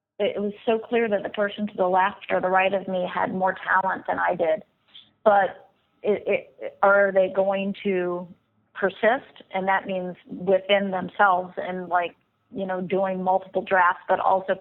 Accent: the South, United States; growing up in the South

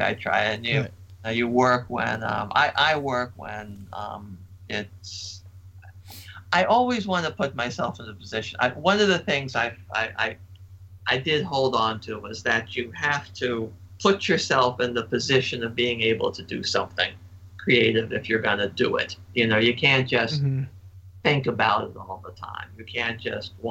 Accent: Annapolis, Maryland, United States; I grew up in Annapolis

